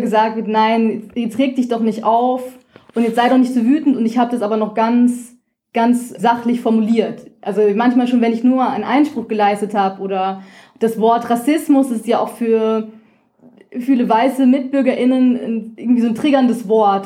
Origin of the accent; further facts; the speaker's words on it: Rhine-Main area, Hesse, Germany; moved away as an adult; also born or lived in Vienna, Austria; ich bin im Rhein-Main-Gebiet in Hessen aufgewachsen